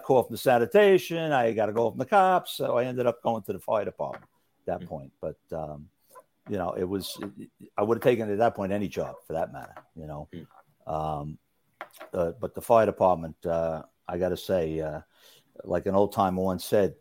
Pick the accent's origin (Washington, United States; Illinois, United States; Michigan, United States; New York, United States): New York, United States; New York City; also born or lived in Brooklyn, New York / Hollis, Queens; I grew up in, I was born in Brooklyn. I lived on Logan Street in East New York when I was first born. I was born in St. Mary's Hospital on Eastern Parkway. Then, I guess 4 or 5, we moved to Hollis, Queens. And then we moved from there to Roxbury in Rockaway